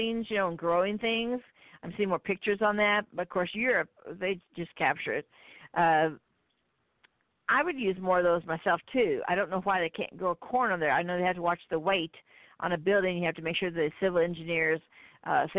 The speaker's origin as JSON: {"language": "English", "region": "Midwest", "country": "United States", "said": "I'm from the Midwest"}